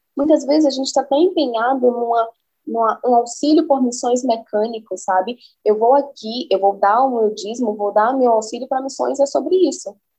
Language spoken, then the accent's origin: Portuguese; Recife, Pernambuco, Brazil; eu sou de Recife e vou indo por Recife contando do Evangelho de Cristo